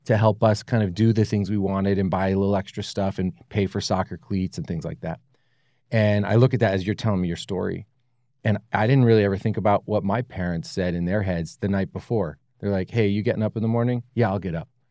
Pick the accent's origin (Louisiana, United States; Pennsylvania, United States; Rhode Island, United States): Pennsylvania, United States; Allentown; moved away; I grew up in Allentown, Pennsylvania, other side of the country